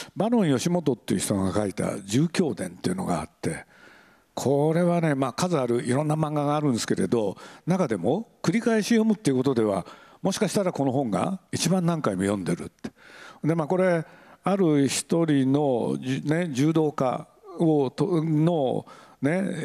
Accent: Aichi, Japan; moved away; 愛知県なんで僕の出身地

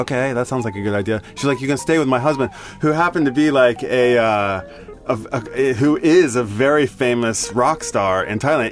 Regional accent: Tulsa, Oklahoma, United States; moved away as an adult; also born or lived in Boulder, Colorado; now in Tokyo, Japan; from Oklahoma. I'm from Tulsa

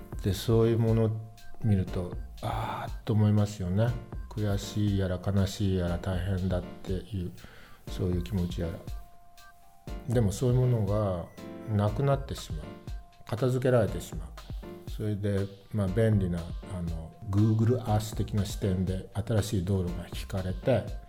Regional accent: Rikuzentakata, Iwate, Japan; moved away as an adult; now in Tokyo, Japan; 自分の生まれ育った陸前高田

